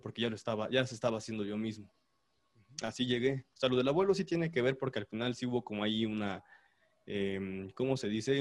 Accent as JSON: {"language": "Spanish", "region": "State of Mexico", "country": "Mexico", "moved": "yes", "lives_now": "Puebla, Mexico", "said": "mi familia es del Estado de México, pero del lado poniente, o sea, ya rumbo a Ixtapan"}